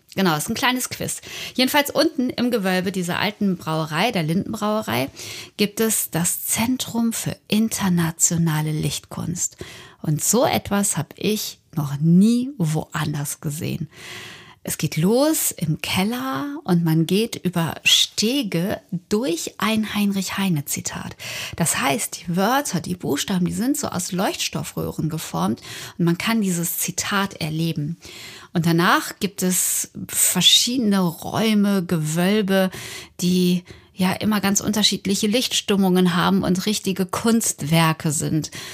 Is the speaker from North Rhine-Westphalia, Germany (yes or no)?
yes; Unna, North Rhine-Westphalia, Germany; aus meiner Heimatstadt, aus Unna. Da bin ich geboren, da bin ich zur Schule gegangen